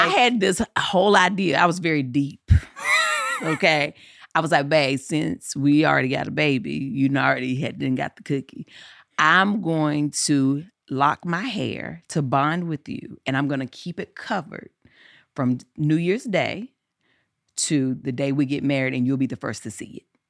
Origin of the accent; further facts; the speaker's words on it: Eden, North Carolina, United States; accent: southern; moved away as an adult; now in Los Angeles, United States; I was in Eden, in my hometown